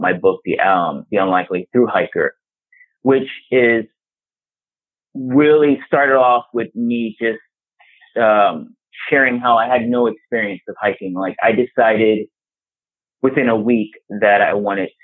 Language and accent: English; New York City, New York, United States; I'm from New York City, yeah. You know, born and bred